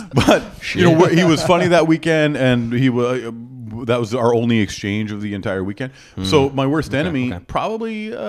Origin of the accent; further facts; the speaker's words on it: Edmonton, Alberta, Canada; also born or lived in Northern British Columbia; I was born in Northern BC, but then my parents had a hit record and then we toured with the band for like 8 years. And then we settled just outside Edmonton. And then I went to university in Edmonton.